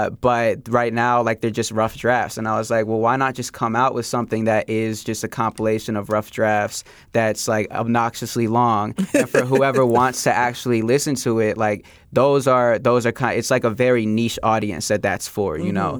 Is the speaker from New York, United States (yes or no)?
no; Philadelphia, Pennsylvania, United States; moved away; also born or lived in Chicago area / Oak Park, Illinois; Yeah, so I grew up in Philadelphia. So I was born in the Chicago area, moved to Philly when I was very young, and then lived there for over 10 years, and then moved back to the Chicago area.